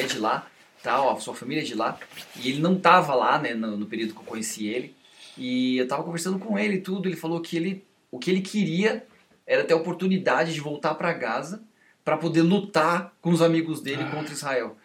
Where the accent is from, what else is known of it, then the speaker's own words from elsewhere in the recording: Brazil; a gente como brasileiro